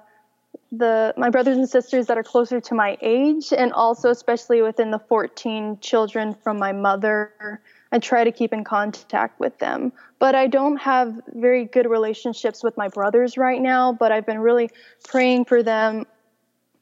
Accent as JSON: {"language": "English", "region": "Chihuahua", "country": "Mexico", "tie": "born or raised there", "first_language": "English", "said": "I was born and raised in Chihuahua, Mexico, and I grew up speaking English because it's actually an English-speaking community in Mexico"}